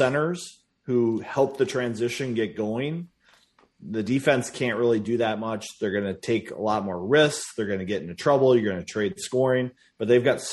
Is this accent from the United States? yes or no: yes; Minnesota, United States